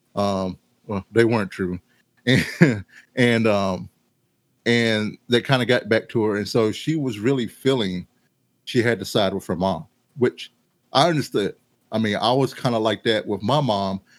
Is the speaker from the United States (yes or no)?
yes; Mount Airy, United States; moved away; I was kind of growing up in Mount Airy. Well, I lived to leave Mount Airy